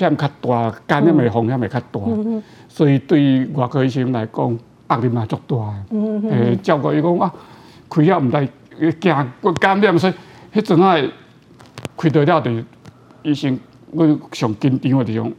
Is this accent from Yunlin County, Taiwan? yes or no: yes; Yunlin County, Taiwan; accent: Haikou accent; 因为我是云林大溪嘛，大溪人，哦，所以我我讲台语有一个腔啦，哦，而且海口腔